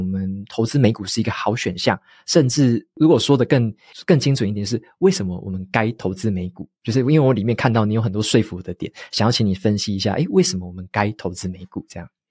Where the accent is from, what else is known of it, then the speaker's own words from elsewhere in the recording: Taiwan; 像我们本身是台湾人嘛